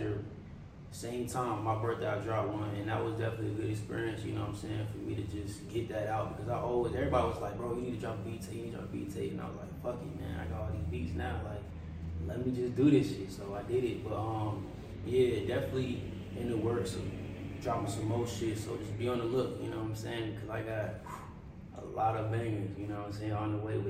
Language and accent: English; Raleigh, North Carolina, United States; also born or lived in Silver Spring, Maryland; I moved here when I was pretty young